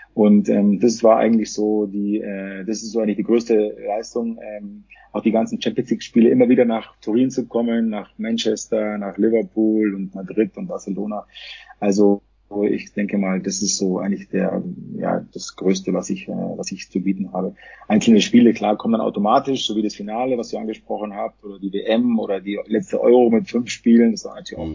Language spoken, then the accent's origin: German; Munich, Bavaria, Germany; ich komme ja aus München, mitten aus der Stadt, ja, ich bin immer mit den Menschen aufgewachsen